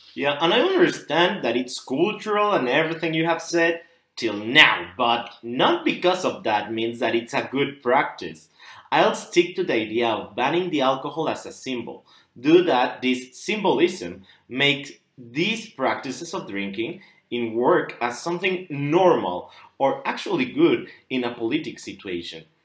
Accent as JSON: {"language": "English", "country": "Mexico", "said": "from Mexico"}